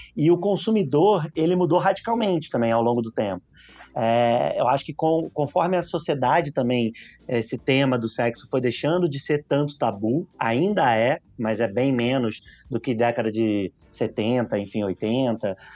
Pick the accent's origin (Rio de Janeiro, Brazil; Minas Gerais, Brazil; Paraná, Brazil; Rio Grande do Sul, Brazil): Rio de Janeiro, Brazil; accent: carioca; moved away as an adult; now in São Paulo, Brazil; eu sou carioca. Vim morar em São Paulo